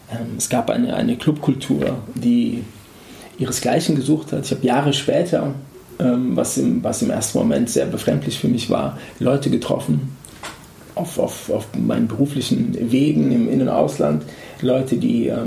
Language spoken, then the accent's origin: German; Frankfurt, Hesse, Germany; Jetzt bin ich hier in Frankfurt, in meiner Heimat.